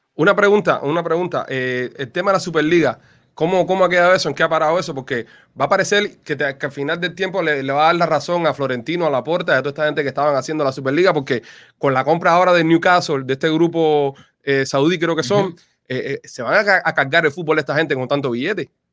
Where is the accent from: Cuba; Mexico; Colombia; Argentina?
Cuba; now in Miami, United States; nosotros los cubanos somos más caribeños